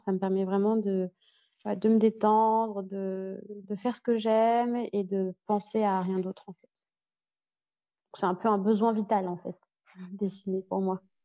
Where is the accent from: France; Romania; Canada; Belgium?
France; Paris, Île-de-France; also born or lived in Lyon / United States / Vietnam / Ireland; now in Berlin, Germany; j'ai grandi à Paris, je suis née à Paris, j'ai grandi à Paris. Ensuite, j'ai déménagé à Lyon